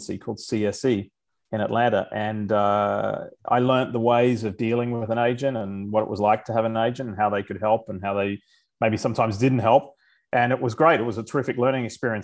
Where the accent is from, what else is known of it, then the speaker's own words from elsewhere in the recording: Queensland, Australia; moved away as an adult; now in United States; growing up in Australia, I was around a lot of mates who played rugby